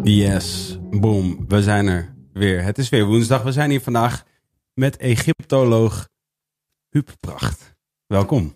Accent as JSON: {"language": "Dutch", "country": "Netherlands", "said": "wij in Nederland"}